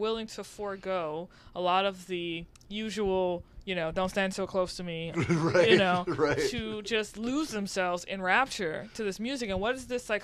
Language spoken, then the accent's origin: English; New Orleans, Louisiana, United States; moved away as an adult; now in New York, United States; I'm not from here. I'm from New Orleans. I moved here almost 4 years ago